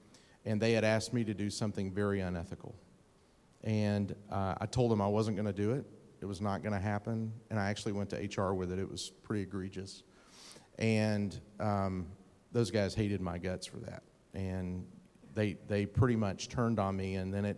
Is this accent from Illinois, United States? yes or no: no; Texas, United States; I'm from East Texas. I should know that one.